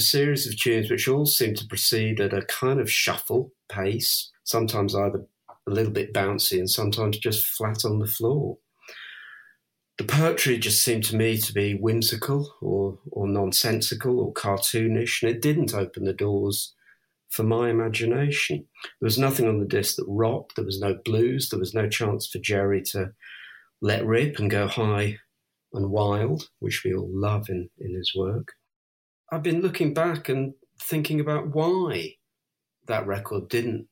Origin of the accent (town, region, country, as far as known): England, United Kingdom